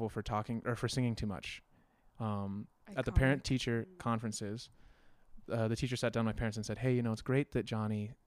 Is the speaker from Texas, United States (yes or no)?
no; Aurora, Colorado, United States; also born or lived in Salt Lake City, Utah; I'm from Colorado. I moved here when I was 2, born in Salt Lake City, but I don't really feel like, you know, if you've been somewhere your whole life, you don't have any memories anywhere else. It's home. So Colorado's definitely my home. I'm from Aurora.